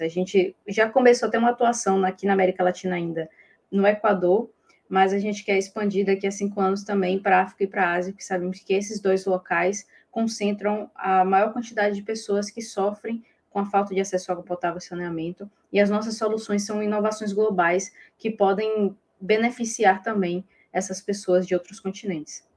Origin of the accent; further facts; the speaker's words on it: Bahia, Brazil; eu sou baiana